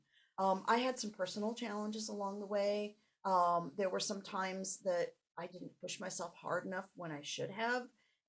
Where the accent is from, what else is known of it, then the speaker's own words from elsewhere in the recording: Langhorne, Pennsylvania, United States; And now in my hometown, I did not experience that at all. It was an incredibly supportive environment.